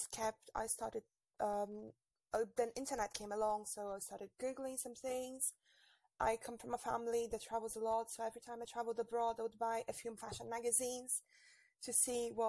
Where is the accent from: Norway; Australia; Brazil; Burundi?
Brazil; moved away as an adult; now in Paris, France; I'm actually from Brazil